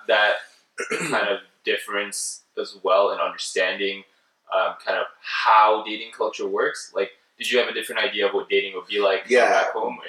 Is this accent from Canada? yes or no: yes; Canada; growing up in Canada